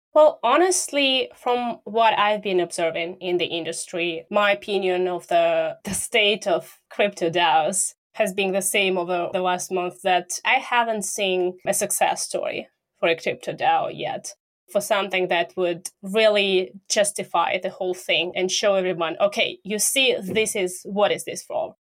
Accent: Russia; I'm from Russia

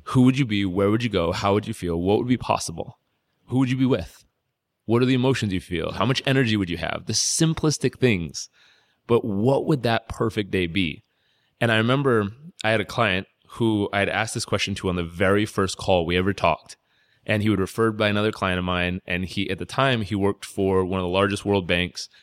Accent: California, United States; moved away as an adult; I was a kid from California

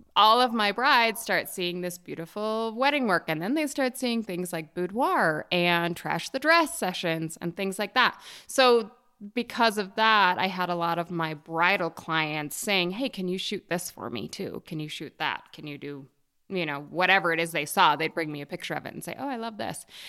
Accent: Jackson Hole, Wyoming, United States; also born or lived in Bozeman, Montana; I'm from Jackson Hole, Wyoming. It's actually a little town north of Jackson Hole, just at the south entrance to Yellowstone. So I grew up, you know, very small environment in the West

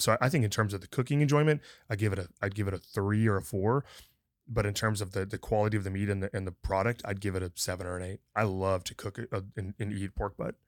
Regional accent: the North, United States; now in Texas, United States; I grew up in the North

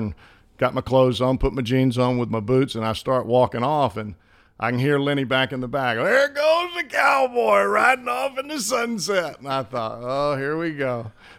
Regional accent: the South, United States; accent: country accent; I am from the South, and I do have a country accent, so it kind of meshes with that.

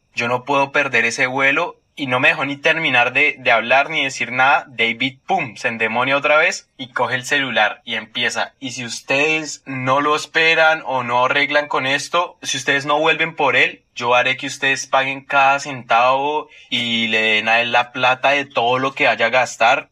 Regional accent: Colombia; moved away as an adult; now in Russia; soy de Colombia, tengo 21 años. Vivo ya hace 4 años en Rusia.

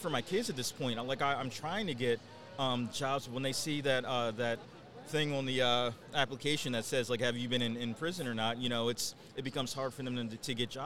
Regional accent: Philadelphia, Pennsylvania, United States; I grew up in North Philly, right around Broad and Erie

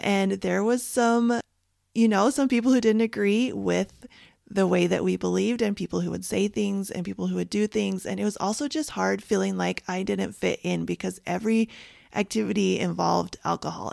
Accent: Canada; moved away as an adult; now in United States; where I grew up in Canada

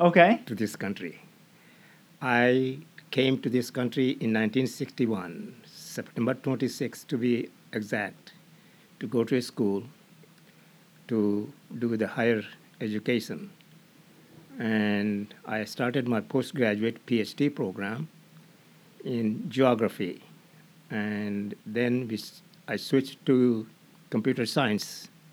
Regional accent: India; moved away; In India.

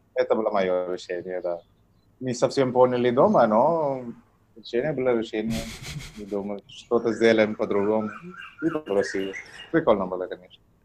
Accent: Tamil Nadu, India; first language Tamil; Russian is a second language; also born or lived in Russia; Я из Индии, город, но я живу в двух городах, а, либо в Ченнай, либо в Мадурае. Угу. Вот. Это Южная Индия, штат называется Тамильнаду

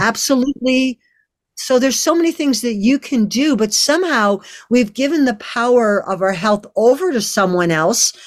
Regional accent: Canada; I'm French Canadian

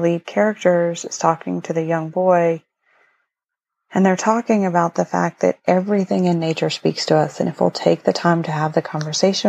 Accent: Appalachia, United States; moved away; And I spent most of my life growing up in Appalachia

